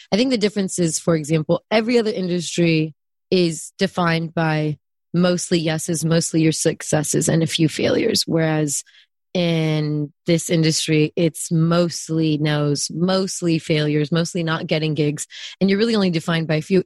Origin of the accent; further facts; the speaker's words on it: Bay Area, California, United States; also born or lived in Germany / Austria; I am only from the Bay Area